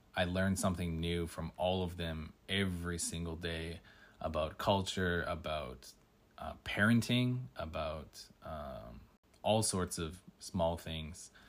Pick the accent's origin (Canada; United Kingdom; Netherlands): Canada; moved away as an adult; now in Tokyo, Japan; I'm from Canada